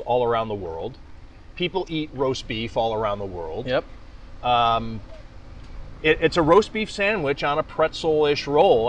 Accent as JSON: {"language": "English", "town": "Cleveland", "region": "Ohio", "country": "United States", "tie": "born or raised there", "also_born_or_lived": "Las Vegas", "moved": "as an adult", "lives_now": "Buffalo, United States", "said": "when I was growing up in Cleveland"}